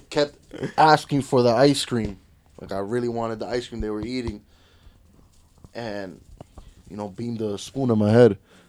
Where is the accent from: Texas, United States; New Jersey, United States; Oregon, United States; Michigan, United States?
New Jersey, United States; Jersey City; I was born in Jersey City.